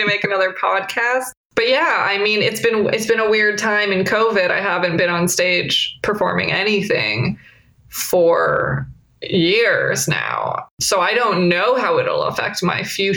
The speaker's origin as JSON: {"language": "English", "town": "Portland", "region": "Oregon", "country": "United States", "tie": "born or raised there", "said": "my hometown of Portland, Oregon"}